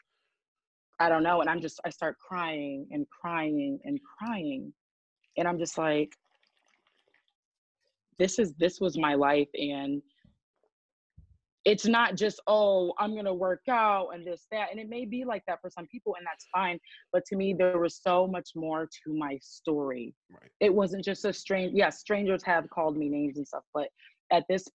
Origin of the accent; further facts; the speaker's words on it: Grand Rapids, Michigan, United States; from Grand Rapids, Raggedy, Michigan.